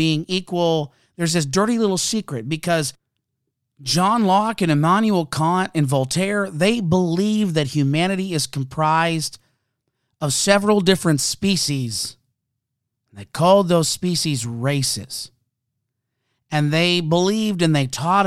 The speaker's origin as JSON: {"language": "English", "country": "Canada", "said": "I'm a Canadian"}